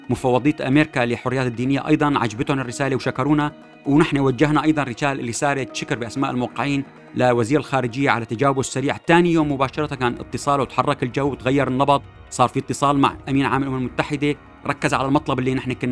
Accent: Syria; نحن بنديره حالنا بحالنا كسوريين

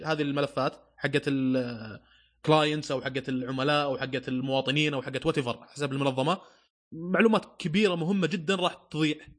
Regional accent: Saudi Arabia; عندنا في السعوديه

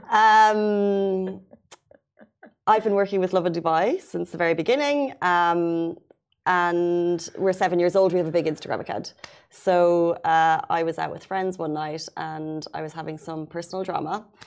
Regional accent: Waterford, Munster, Ireland; south of Ireland, Waterford.

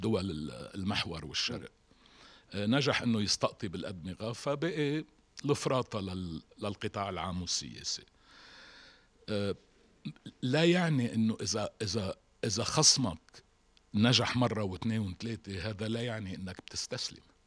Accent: Lebanon; عندنا بلبنان

